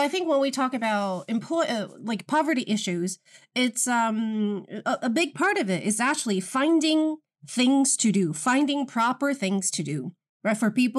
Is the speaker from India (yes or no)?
no; Beijing, China; Hi, this is … from Beijing.